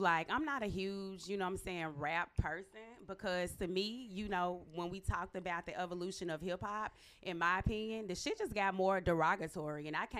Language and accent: English; Memphis, Tennessee, United States; now in New York, United States; I am from Memphis, fucking Tennessee.